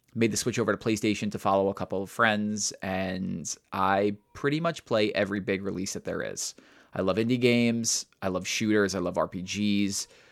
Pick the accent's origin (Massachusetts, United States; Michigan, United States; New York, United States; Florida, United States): New York, United States; I'm a New Yorker.